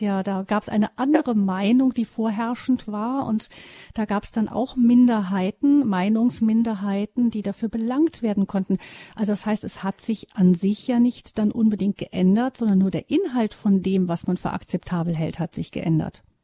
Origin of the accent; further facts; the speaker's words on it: Germany; bei uns in Deutschland